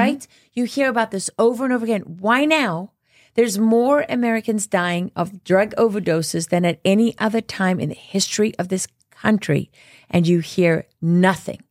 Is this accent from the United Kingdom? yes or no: no; South Africa; moved away; I grew up in South Africa